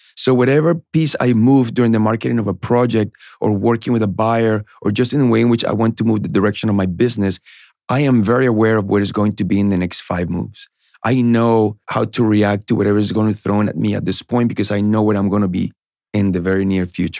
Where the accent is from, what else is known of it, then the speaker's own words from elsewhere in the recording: Colombia; English is a second language; now in Boston, United States; I was born in Colombia. I, I got to United States to Boston in the early nineties